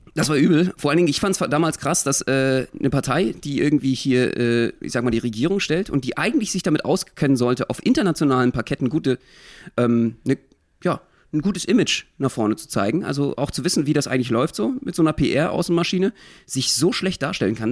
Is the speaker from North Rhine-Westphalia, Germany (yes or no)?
no; Berlin, Germany; Ich als Berliner, als Ursprungsberliner